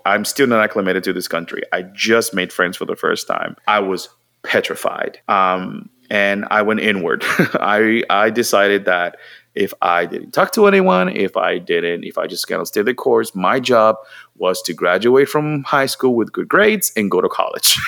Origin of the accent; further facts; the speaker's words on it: Mayagüez, Puerto Rico; English is a second language; moved away as an adult; now in United States; I was born and raised in Puerto Rico